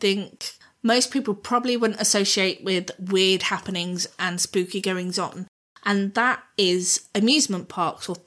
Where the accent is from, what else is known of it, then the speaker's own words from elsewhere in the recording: Southampton, South East England, United Kingdom; moved away; also born or lived in Kent; where I grew up down in Southampton